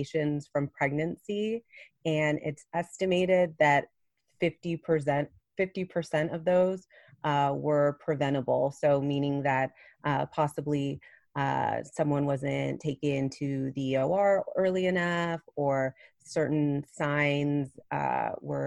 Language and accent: English; Plano, Texas, United States; also born or lived in Los Angeles, California / Nashville, Tennessee; grew up here in Plano, right outside of Dallas